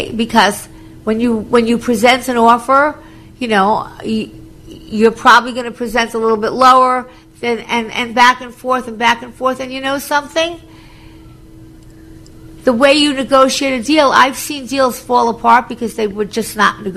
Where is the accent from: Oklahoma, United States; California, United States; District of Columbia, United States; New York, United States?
New York, United States; Long Island; also born or lived in Florida; I was from Long Island